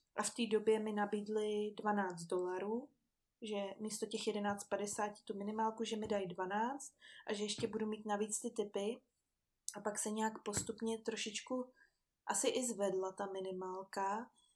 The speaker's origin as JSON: {"language": "Czech", "country": "Czechia", "also_born_or_lived": "Vancouver, Canada", "said": "u nás v Čechách"}